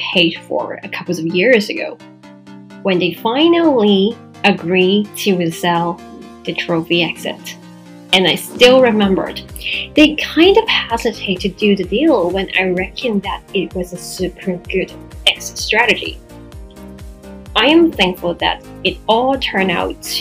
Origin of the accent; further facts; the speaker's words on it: Macau; my own real estate company in my hometown Macau